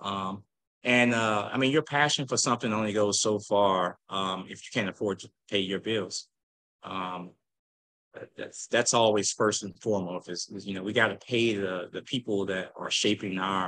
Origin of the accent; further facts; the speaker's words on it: St. Louis, Missouri, United States; also born or lived in Normandy, Missouri; Originally from Normandy, Missouri, grew up in the county, then moved to North St. Louis, then went to school in the city